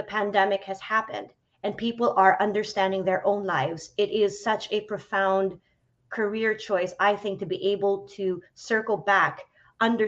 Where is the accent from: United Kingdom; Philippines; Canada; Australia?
Philippines; moved away as an adult; also born or lived in New York City, United States; now in San Francisco, United States; I grew up in the Philippines, left the Philippines when I was 18 to study acting in New York